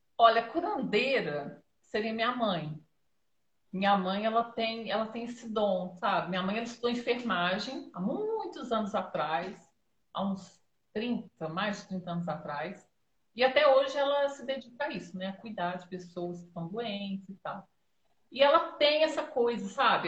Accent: Dores de Campos, Minas Gerais, Brazil; Eu sou aqui de Dores de Campos, Minas Gerais

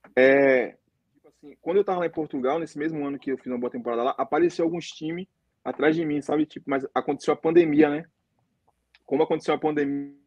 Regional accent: Northeast Region, Brazil; moved away as an adult; also born or lived in Fortaleza / South Africa / United Arab Emirates; now in South Korea; eu, no caso, sou do Nordeste

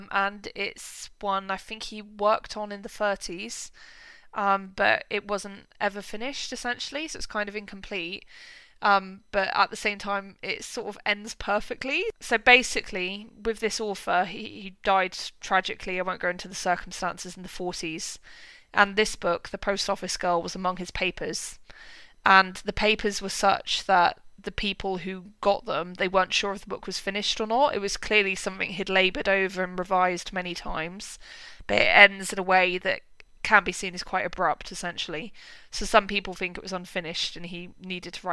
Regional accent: United Kingdom; as a British person

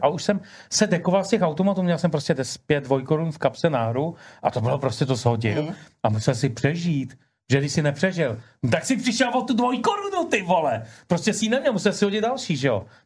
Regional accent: Ústí nad Labem, Ústí nad Labem Region, Czechia; moved away; já pocházím z Ústí nad Labem původně

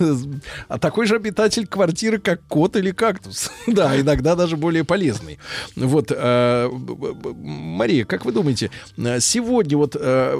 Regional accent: Saint Petersburg, Russia; Я из Ленинграда.

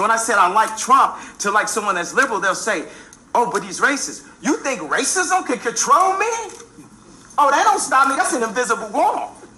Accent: Chicago, Illinois, United States; my hometown of Chicago

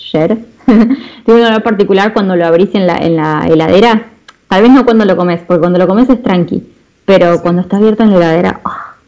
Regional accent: Argentina; moved away as an adult; now in Paris, France; soy argentina, estoy estudiando sistemas políticos internacionales en Sciences Po

